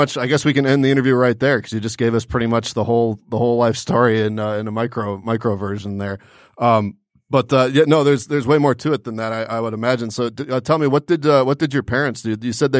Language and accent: English; Detroit, Michigan, United States; we're from Detroit